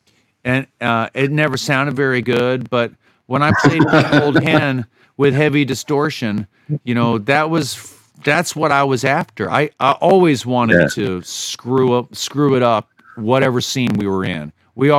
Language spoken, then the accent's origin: English; the South, United States; I was from the South, and I figured I'd go further south. But through the twists and turns of my life, I ended up living in the Finger Lakes.